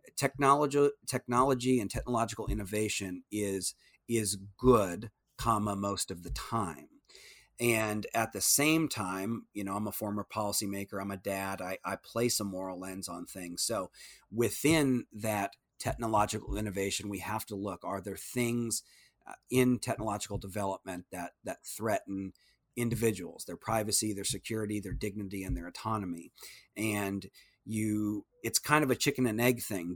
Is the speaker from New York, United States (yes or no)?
no; Iowa, United States; moved away as an adult; now in Austin, United States; we were able to raise our kids, uh, in, in my hometown.